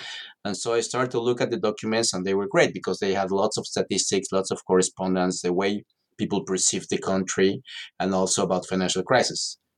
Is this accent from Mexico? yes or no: yes; Mexico City, Mexico; English is a second language; No, I'm from Mexico City originally, and I'm